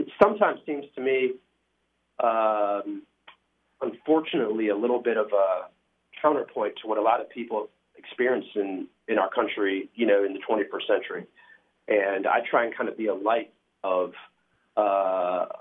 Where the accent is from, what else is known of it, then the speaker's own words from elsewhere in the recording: North Carolina, United States; moved away as an adult; also born or lived in Boston / London; growing up in North Carolina